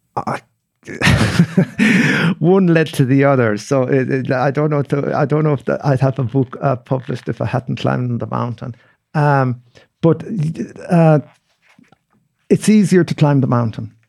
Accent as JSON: {"language": "English", "area": "Mayo", "region": "Connacht", "country": "Ireland", "tie": "born or raised there", "also_born_or_lived": "Australia", "said": "growing up in Mayo"}